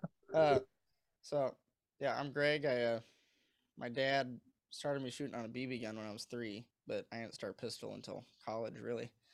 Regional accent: Missouri, United States; moved away as an adult; now in Michigan, United States; I moved up here for college. I'm from Missouri

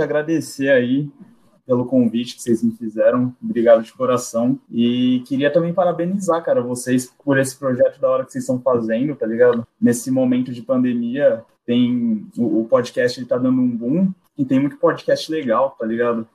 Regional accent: Santos, São Paulo, Brazil; also born or lived in Japan; Estou em Santos desde então, nunca nunca nunca morei em outro lugar, desde que eu me entendo por gente

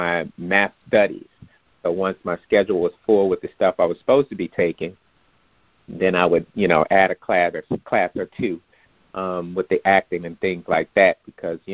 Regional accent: Bakersfield, California, United States; moved away as an adult; now in Los Angeles, United States; growing up in Bakersfield wasn't much opportunity to do that. But it was when I moved out here for college to Los Angeles

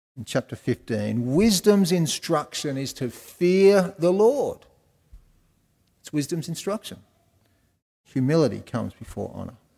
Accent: Wollongong, New South Wales, Australia; i just picked them all up in Wollongong because I'm from Wollongong

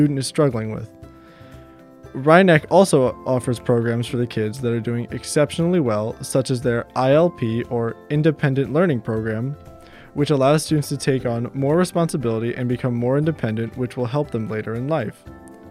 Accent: Mamaroneck, New York, United States; my hometown in Westchester, Mamaroneck. I've lived here all my life

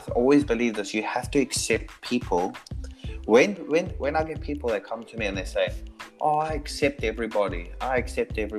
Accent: South Africa; now in New Zealand; I am South African. Like, for me, I speak to heaps of people back home

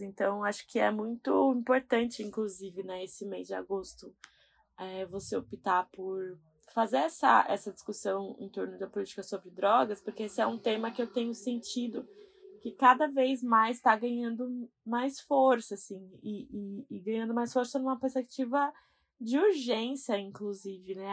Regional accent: São Paulo, Brazil; eu sou da Zona Leste e eu moro com a minha mãe

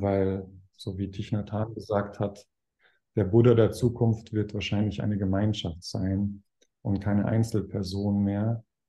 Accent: Weilheim, Germany; ein Haus in, in Weilheim, in meiner Heimatstadt

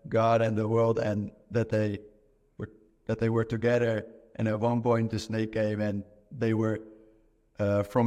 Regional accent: Netherlands; moved away; I'm originally from the Netherlands

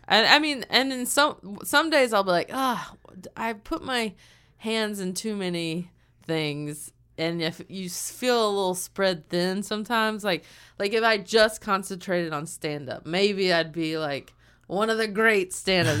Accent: the South, United States; moved away; I've never gotten flack from people in my hometown or in the South

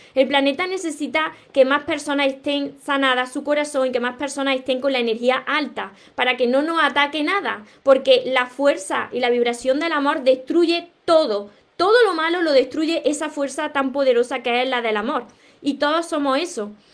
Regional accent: Andalusia, Spain; De, de España soy, de Andalucía precisamente, del sur de España

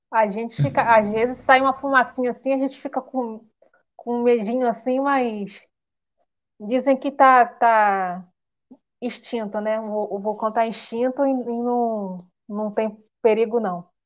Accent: Nova Iguaçu, Rio de Janeiro, Brazil; Eu sou de Nova Iguaçu, Rio de Janeiro.

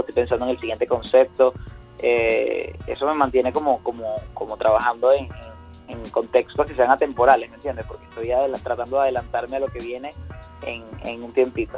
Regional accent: Barinas, Venezuela; moved away; also born or lived in Caracas; yo vengo de Barinas, entonces allá parece mentira, pero yo llegué a la capital o vine a ciudades principales del país

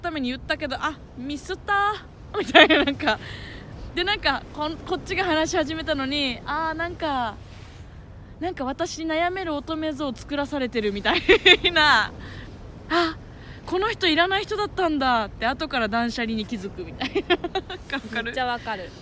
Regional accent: Urasoe, Okinawa, Japan; 浦添出身だからね。浦添にいたんだけど、今まで。

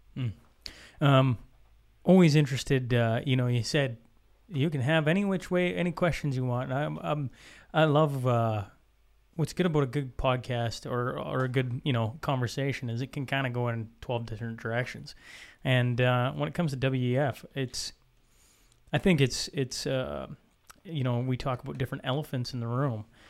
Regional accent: Saskatchewan, Canada; now in Alberta, Canada; I'm an Albertan, born and raised in Saskatchewan, now living in Alberta

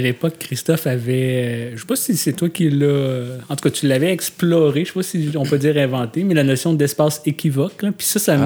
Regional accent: Gatineau, Quebec, Canada; moved away as an adult; now in Montreal, Canada; je suis natif de Hull un modèle 1983.

